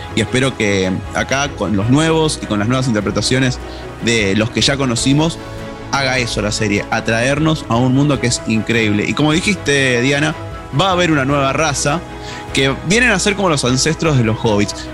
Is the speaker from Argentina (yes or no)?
yes; Argentina; accent: Argentine; mi acento argentino